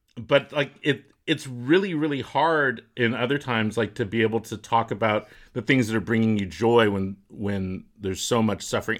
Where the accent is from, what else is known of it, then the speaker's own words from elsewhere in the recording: Walnut Creek, California, United States; Where I grew up in Walnut Creek, there's a whole neighborhood of Eichler homes.